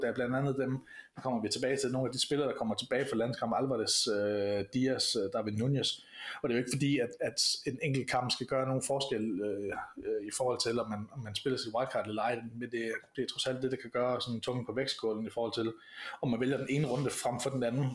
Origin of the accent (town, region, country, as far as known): Denmark